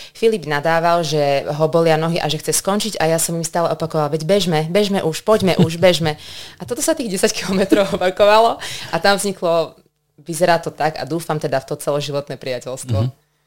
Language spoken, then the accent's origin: Slovak; Banská Bystrica, Banská Bystrica Region, Slovakia; som teda Bystričanka, pracujem vo zvolenie